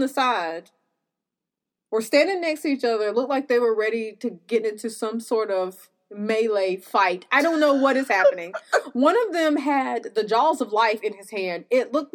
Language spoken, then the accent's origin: English; North Carolina, United States; I'm from North Carolina